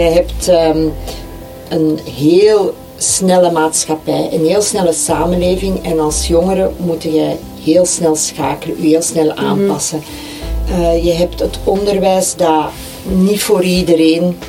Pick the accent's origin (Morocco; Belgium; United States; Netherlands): Belgium; Flanders; wij als Vlamingen zijn wij heel um, gesloten